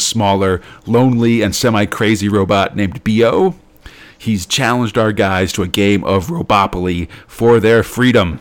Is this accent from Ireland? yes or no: no; United States; I'm an American in 2017